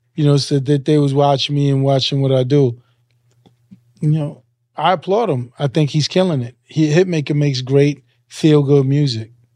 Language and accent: English; New York City, New York, United States; I'm a Hollis nigga